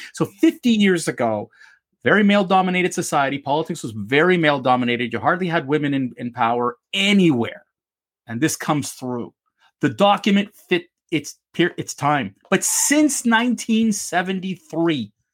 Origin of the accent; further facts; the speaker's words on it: Canada; as a Canadian